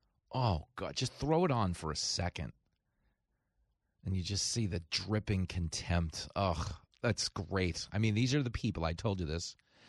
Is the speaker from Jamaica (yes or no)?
no; New York, United States; I grew up in New York.